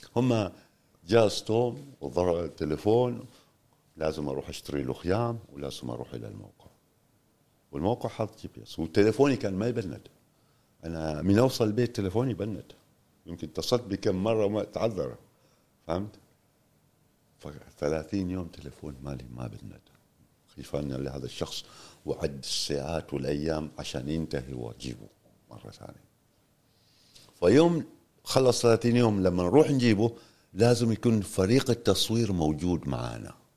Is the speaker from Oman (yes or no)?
yes; Oman; also born or lived in Tanzania; ونحن شباب عمانيين